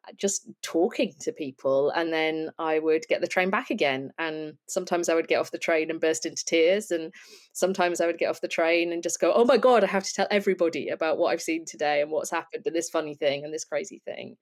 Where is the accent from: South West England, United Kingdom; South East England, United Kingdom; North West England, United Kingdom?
North West England, United Kingdom; Lancashire; I'm from Lancashire